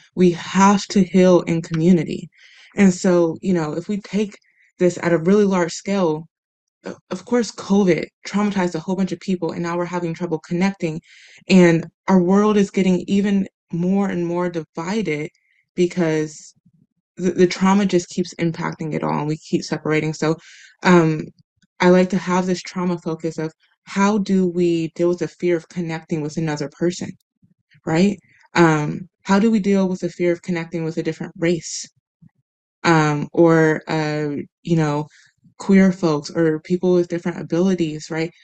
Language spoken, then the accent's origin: English; Midwest, United States; moved away; growing up in the Midwest, where there's a lot of different opinions, and we do have these conversations pretty regularly, or at least we did when I was there